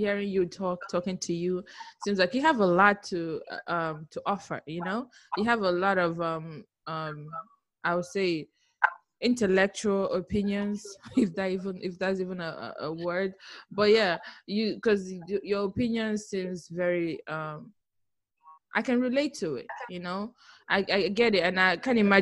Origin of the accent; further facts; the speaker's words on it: Abia, Nigeria; moved away; maybe where I was born, Abia